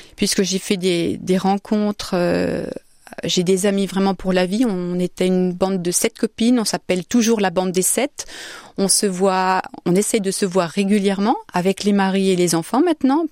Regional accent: Saint-Jean-le-Blanc, Centre-Val de Loire, France; also born or lived in Orléans; now in Austria; Je suis née à Orléans, j'ai grandi à Saint-Jean-le-Blanc

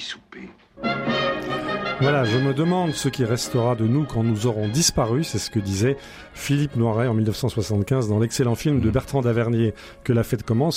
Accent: France; chez nous, en France

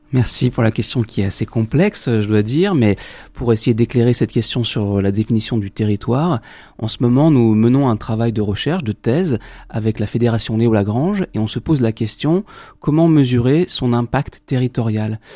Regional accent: France; nous, en tant que Français

